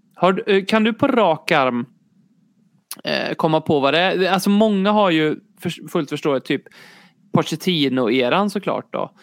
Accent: Sweden; jag är också svensk

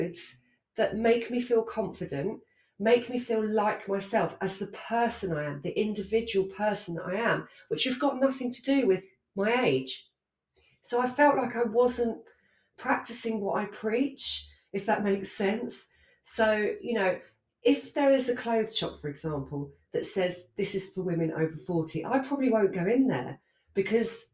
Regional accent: Essex, East of England, United Kingdom; I grew up in Essex.

